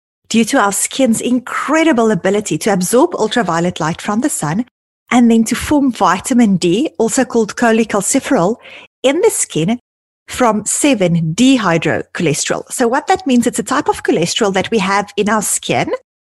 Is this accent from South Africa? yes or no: yes; South Africa; now in Toronto, Canada; growing up in South Africa